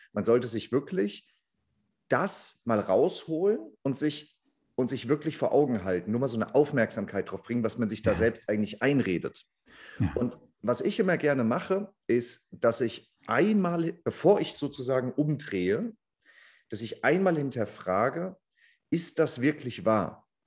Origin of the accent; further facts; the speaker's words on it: Frankfurt, Hesse, Germany; ich komme ja auch aus Frankfurt